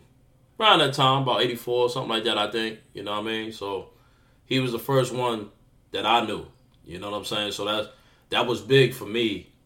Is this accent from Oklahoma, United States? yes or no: no; New York City, New York, United States; I'm from Jamaica, Queens, but it's still Queens